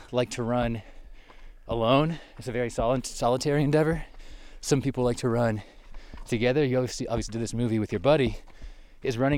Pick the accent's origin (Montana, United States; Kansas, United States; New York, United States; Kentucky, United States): Kansas, United States; also born or lived in Arkansas; I grew up in Kansas